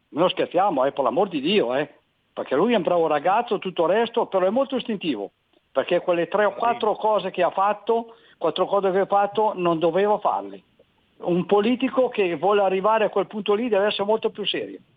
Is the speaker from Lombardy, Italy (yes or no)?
yes; Gallarate, Lombardy, Italy; born there; now in Cardano al Campo, Italy; sono nato, son nato, a Gallarate, però adesso sono qui ai confini, però vorrei ritornare a Gallarate.